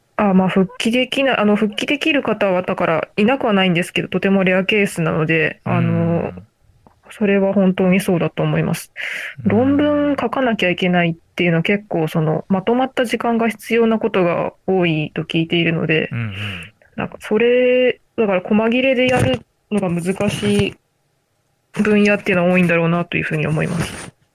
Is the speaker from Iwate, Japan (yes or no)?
no; Aichi, Japan; あ私もあの愛知県出身なので、